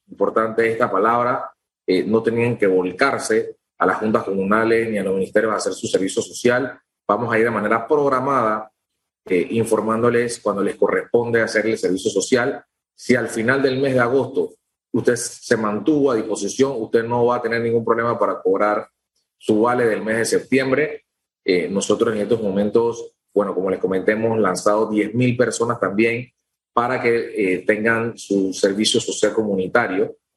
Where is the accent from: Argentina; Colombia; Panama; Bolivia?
Panama; nosotros como panameños